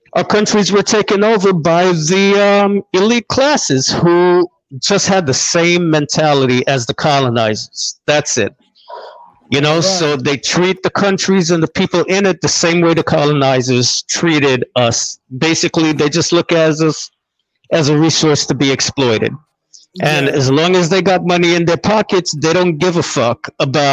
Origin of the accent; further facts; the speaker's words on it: Jamaica; I'm from Jamaica.